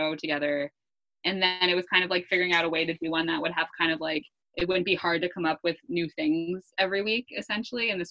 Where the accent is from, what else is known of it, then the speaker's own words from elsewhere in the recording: West Caldwell, New Jersey, United States; I grew up in New Jersey, West Caldwell, New Jersey.